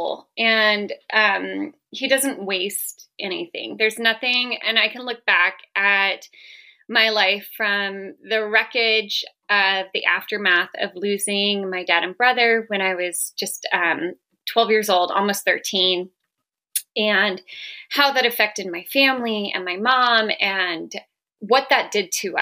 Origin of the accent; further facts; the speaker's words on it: Southern California, United States; moved away as an adult; also born or lived in Colorado / Salt Lake City; now in Northern Nevada, United States; I grew up in Southern California